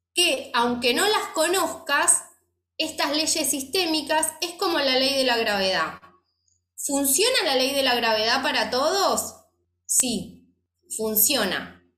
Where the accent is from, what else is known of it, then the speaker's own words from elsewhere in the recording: Argentina; me fui sola de Argentina